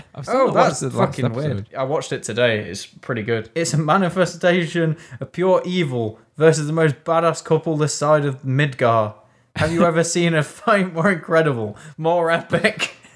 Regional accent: England, United Kingdom; I'm English.

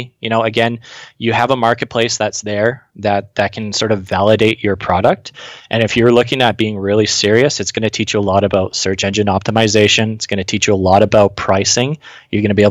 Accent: British Columbia, Canada; born or raised there; moved away as an adult

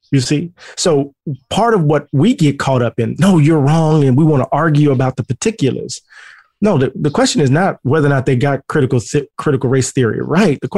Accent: Mississippi, United States; I'm country boy from Mississippi.

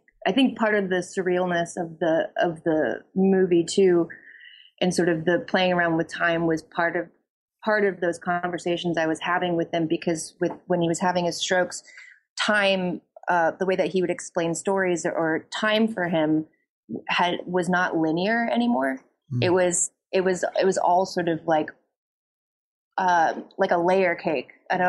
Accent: Florida, United States; growing up in Florida is this very strange experience that is like nowhere else.

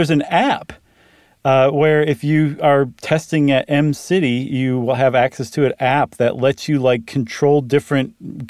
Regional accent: Toledo, Ohio, United States; So that reminds me of something I went to when I grew up in Toledo called Safety City.

